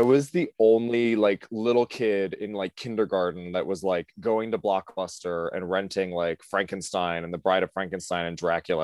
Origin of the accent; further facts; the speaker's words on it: Cleveland area, Ohio, United States; moved away as an adult; now in New York, United States; I'm from Ohio originally